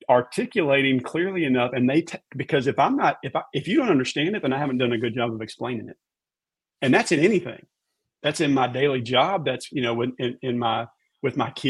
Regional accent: Raleigh, North Carolina, United States; You know, I grew up in Raleigh. We're country, just Southern people.

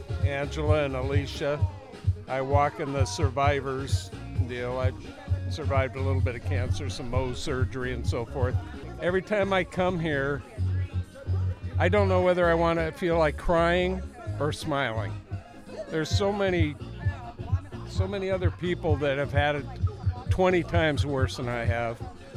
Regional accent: Portland, Oregon, United States; Portland, Oregon.

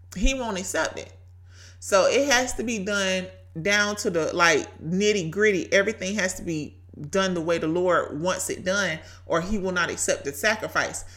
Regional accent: Brunswick, Georgia, United States; accent: Southern; Brunswick, Georgia, my hometown

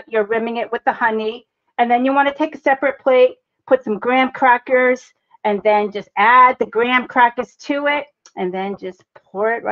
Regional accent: Boston, Massachusetts, United States; accent: Bostonian; also born or lived in Texas / Cambridge, Massachusetts; I was born and raised in Boston

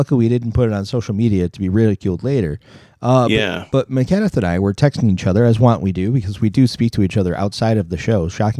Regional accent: Rochester, New York, United States; the Genesee Brewery of beautiful Rochester, New York, our hometown. Well, my hometown.

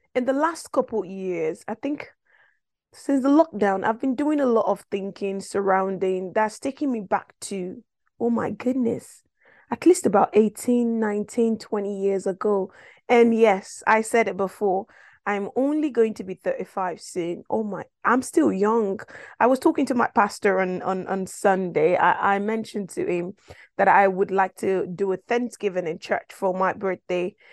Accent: Nigeria; moved away; I'm originally from West Africa, Nigeria, to be precise.

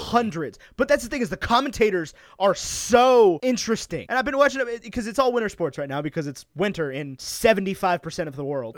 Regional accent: Roanoke, Virginia, United States; I grew up in Roanoke, Virginia, which is not a place necessarily known for its pizza

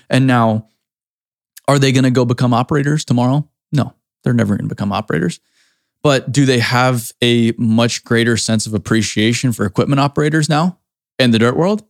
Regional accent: Cape Cod, Massachusetts, United States; growing up in the Cape, Cape Cod, we used to go clamming

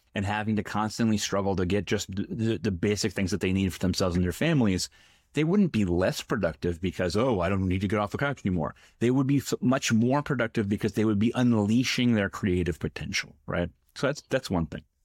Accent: Middletown, Connecticut, United States; my hometown, Middletown, Connecticut

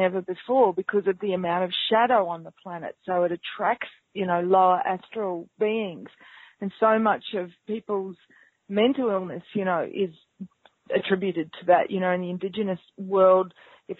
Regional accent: North Queensland, Australia; accent: New Zealand; also born or lived in New Zealand; I grew up in North Queensland

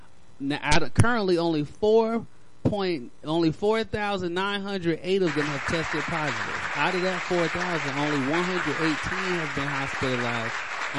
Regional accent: Chicago, Illinois, United States; Oh, man, that's hard right there. I am from Chicago.

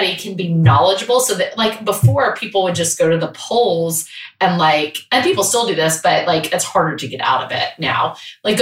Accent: United States; to be an American

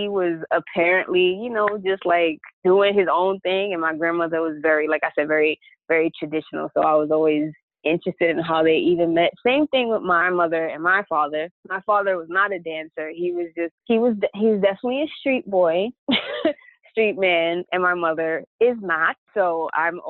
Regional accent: New York City, New York, United States; I was born and raised in the Bronx

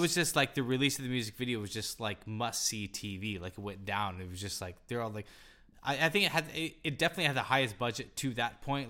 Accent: Topeka, Kansas, United States; I was born and raised in Topeka, Kansas

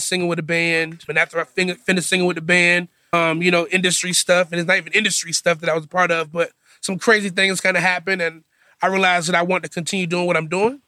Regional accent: Virginia Beach, Virginia, United States; also born or lived in Norfolk, Virginia; I'm originally from Virginia Beach, Virginia

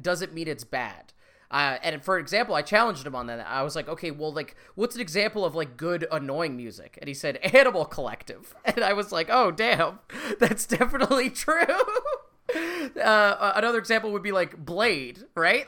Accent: Canada; we're Canadian

